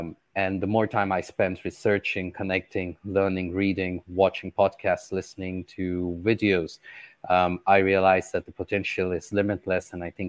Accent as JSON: {"language": "English", "country": "Qatar", "tie": "born or raised there", "said": "Well, born and raised in Qatar."}